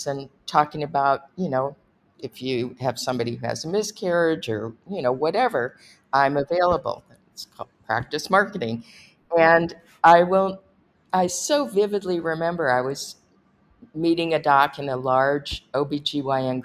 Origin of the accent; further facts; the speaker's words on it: Los Angeles, California, United States; I grew up in Los Angeles